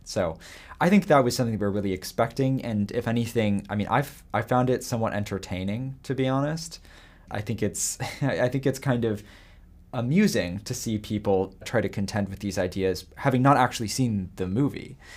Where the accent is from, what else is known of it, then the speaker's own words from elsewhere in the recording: California, United States; I grew up in California